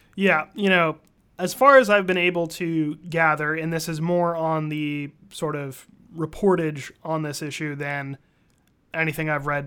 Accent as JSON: {"language": "English", "country": "United States", "also_born_or_lived": "California", "moved": "yes", "said": "speaking as an American"}